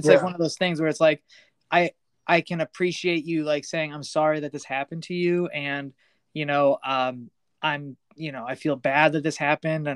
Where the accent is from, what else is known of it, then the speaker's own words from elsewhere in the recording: United States; I was born in America. I'm an American boy